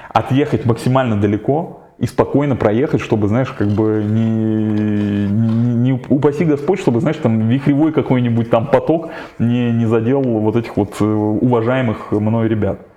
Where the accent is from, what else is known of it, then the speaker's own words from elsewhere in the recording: Kirov, Kirov Oblast, Russia; moved away; приехал на триатлон в родной город Киров